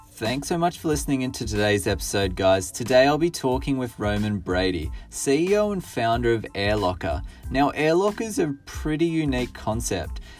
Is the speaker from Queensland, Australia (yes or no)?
no; Orange, New South Wales, Australia; I'm from Orange.